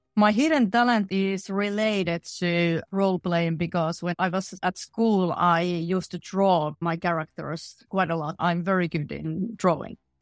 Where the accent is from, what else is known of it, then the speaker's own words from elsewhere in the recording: middle Finland, Central Finland, Finland; I grew up in a very small factory town in middle Finland.